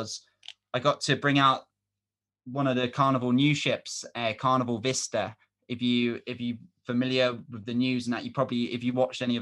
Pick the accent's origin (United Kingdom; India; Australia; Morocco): United Kingdom; England; we're from England